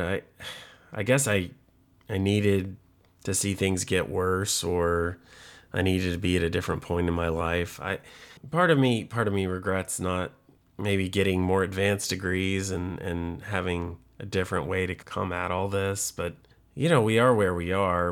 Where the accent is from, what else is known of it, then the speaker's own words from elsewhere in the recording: Chattanooga, Tennessee, United States; I'm from Chattanooga, Tennessee, like two hours northwest of Atlanta, Georgia.